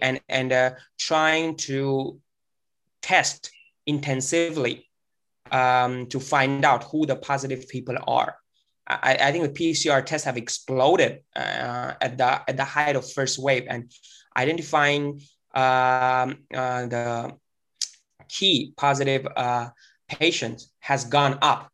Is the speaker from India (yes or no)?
yes; India; moved away; our network back in India, in my hometown and, and other places in India